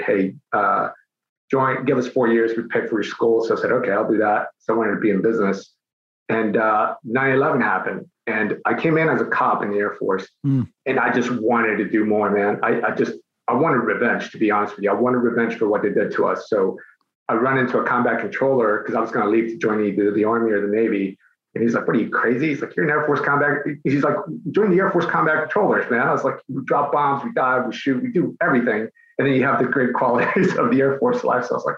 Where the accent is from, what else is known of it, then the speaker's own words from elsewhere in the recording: Mexico City, Mexico; now in United States; I was born in Mexico City. Both my parents are Mexican